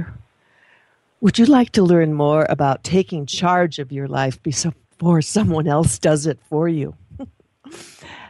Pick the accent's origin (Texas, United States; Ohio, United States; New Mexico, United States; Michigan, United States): Michigan, United States; I was born in Michigan